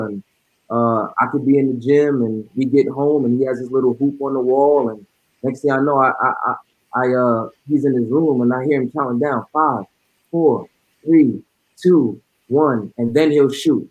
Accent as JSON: {"language": "English", "town": "New York City", "region": "New York", "country": "United States", "moved": "yes", "lives_now": "Frisco, United States", "said": "I'm originally from New York City"}